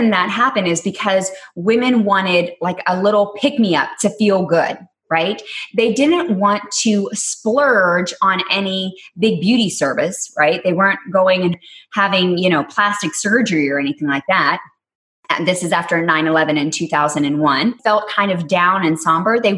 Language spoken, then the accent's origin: English; Texas, United States; accent: Texas; So I have to pay honor to my roots growing up in Texas.